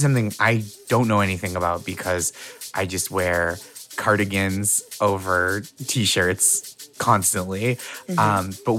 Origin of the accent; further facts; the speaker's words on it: Northeast, United States; I'm from the Northeast